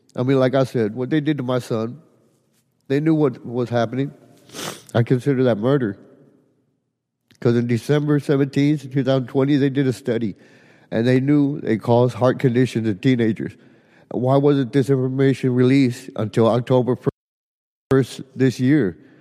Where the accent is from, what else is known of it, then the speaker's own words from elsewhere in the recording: Edinburg, Texas, United States; I'm from Edinburgh, Texas